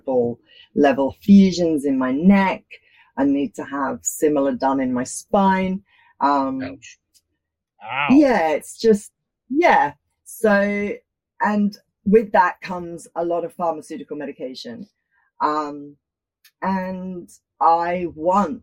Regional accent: London, United Kingdom; now in Australia; I was born in Australia, but I grew up in London

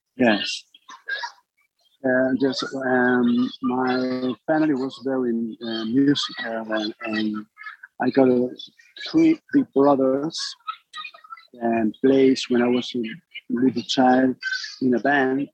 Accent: Basque Country, Spain; English is a second language; I got a band and, and play when I was young in my hometown. I born in the north of Spain, in the Basque Country.

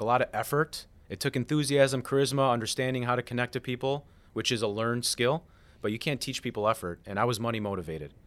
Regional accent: Chicago, Illinois, United States; moved away as an adult; now in Florida, United States; I'm from Chicago. I moved to Florida two years ago.

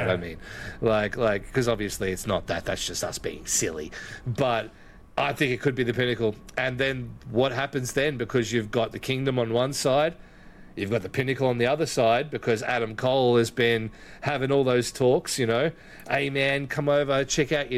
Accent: Ballarat, Victoria, Australia; Why you hate my hometown for

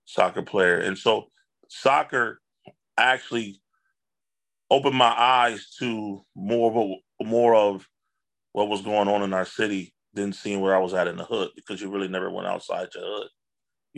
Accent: Buffalo, New York, United States; I grew up in the Langfield Projects and I never even knew all of what Buffalo had.

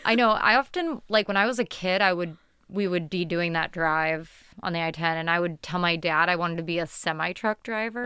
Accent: Tucson, Arizona, United States; As like a kid growing up in Tucson

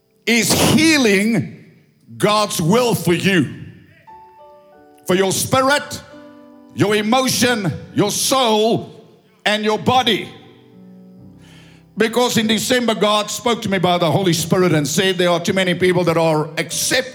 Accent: South Africa; English is a second language; I'm an Afrikaner doing my best to speak English

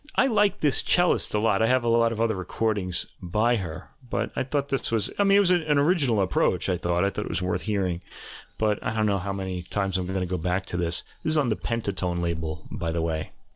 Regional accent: New York, United States; I was born in New York.

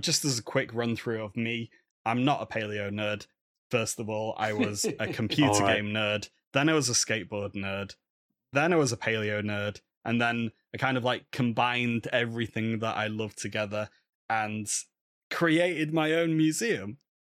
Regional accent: England, United Kingdom; hello, I'm a man from England and I want to look at your rubbish Eurypterids, please

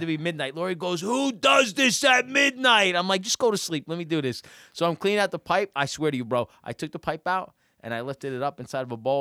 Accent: Pequannock, New Jersey, United States; I grew up in Pequonik

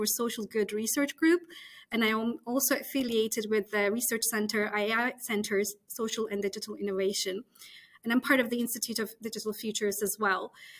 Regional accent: Istanbul, Turkey; moved away as an adult; also born or lived in United States; now in United Kingdom; I was born in Istanbul, Turkey

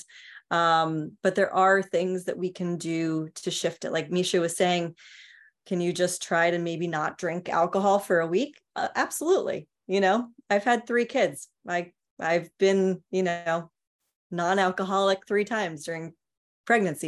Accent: New York City, New York, United States; I grew up in New York City.

